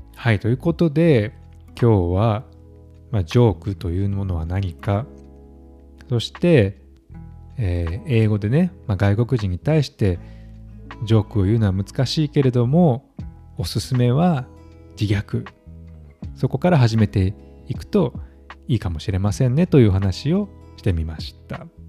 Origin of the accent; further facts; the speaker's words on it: Kansai, Japan; now in Stockholm, Sweden; 私は関西出身なので子供の頃から漫才や吉本新喜劇などを見て育ちました